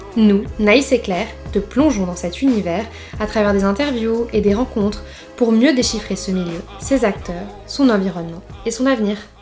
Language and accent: French; around Bordeaux, Nouvelle-Aquitaine, France; moved away as an adult; also born or lived in La Rochelle; now in Nice, France; je suis originaire du sud-ouest de la France, fièrement originaire de Bordeaux, enfin des alentours de Bordeaux